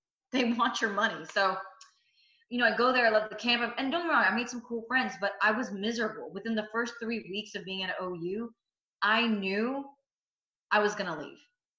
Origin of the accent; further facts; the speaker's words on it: India; But I'm Indian. And being a journalist in the Indian community is not viable, right?